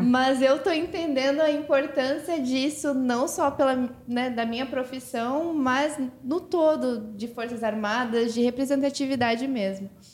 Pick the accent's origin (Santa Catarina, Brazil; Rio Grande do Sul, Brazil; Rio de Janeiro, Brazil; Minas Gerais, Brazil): Santa Catarina, Brazil; eu sou de Santa Catarina